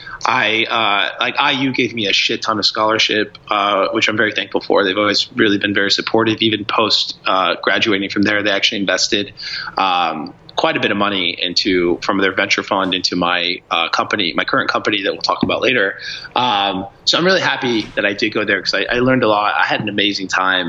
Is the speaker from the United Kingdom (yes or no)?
no; Brazil; now in United States; I'm from Brazil originally, so I thought about how much, like, why my cousins would always ask me for electronics to bring that into Brazil for them